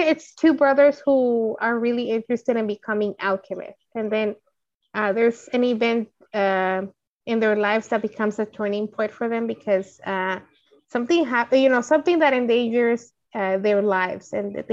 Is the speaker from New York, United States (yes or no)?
no; Los Angeles, California, United States; I'm from the Valley, so my closest Blockbuster was the one at the corner of Van Nuys Boulevard in Nordhoff